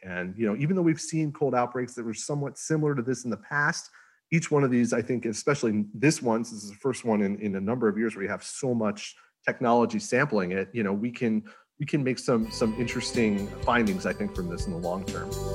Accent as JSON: {"language": "English", "region": "Northeast", "country": "United States", "moved": "yes", "lives_now": "Houston, United States", "said": "I'm from the Northeast."}